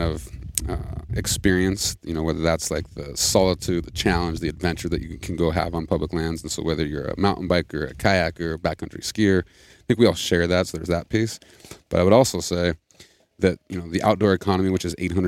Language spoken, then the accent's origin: English; Montana, United States; I grew up in Montana, fifth generation.